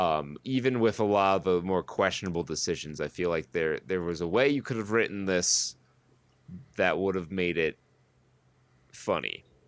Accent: Saratoga County, New York, United States; I grew up in Saratoga County, where the Battle of Saratoga happened

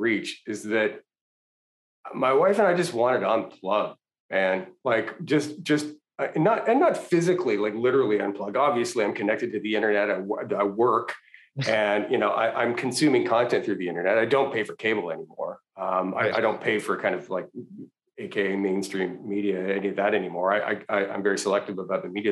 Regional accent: Canada; moved away as an adult; now in United States; I was born in Canada, raised in Canada, went to undergrad in Canada

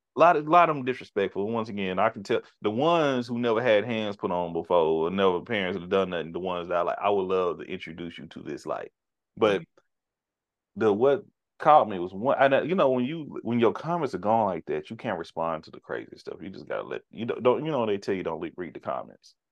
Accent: United States; we were born and raised here

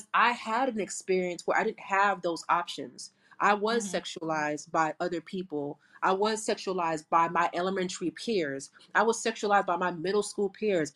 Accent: South Florida, United States; I'm from South Florida.

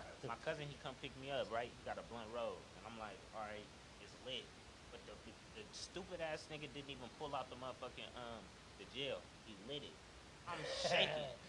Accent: Stockton, California, United States; Well, originally, you feel me? I grew up in Ann Street, in Crow Valley.

